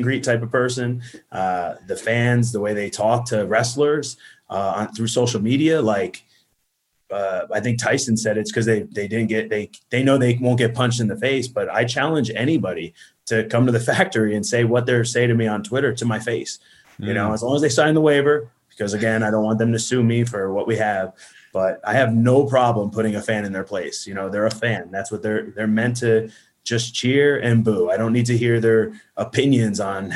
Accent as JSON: {"language": "English", "region": "New Jersey", "country": "United States", "moved": "yes", "lives_now": "Atlanta, United States", "said": "I'm Italian from New Jersey"}